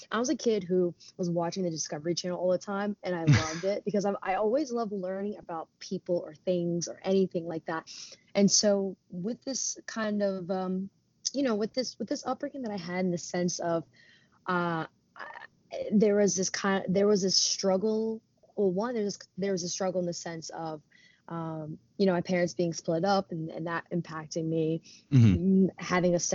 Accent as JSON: {"language": "English", "region": "New Jersey", "country": "United States", "tie": "born or raised there", "also_born_or_lived": "Philadelphia", "said": "I was raised in Jersey, been in Jersey for most of my life"}